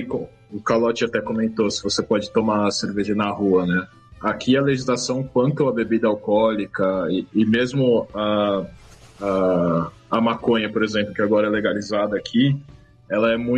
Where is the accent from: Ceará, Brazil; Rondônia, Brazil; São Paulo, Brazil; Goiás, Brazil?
São Paulo, Brazil; De São Paulo. São Paulo mesmo? São Paulo.